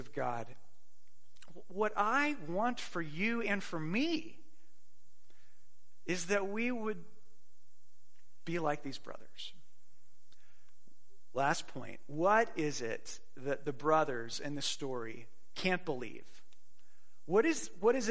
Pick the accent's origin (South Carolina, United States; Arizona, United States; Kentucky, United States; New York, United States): Arizona, United States; Phoenix; moved away; I grew up in Phoenix and we went to the Fiesta Bowl quite a bit as children